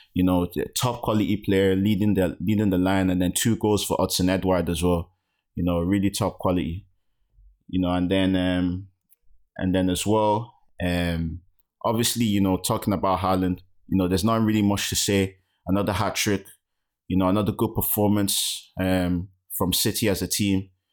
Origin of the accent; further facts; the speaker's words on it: Nigeria; as a Nigerian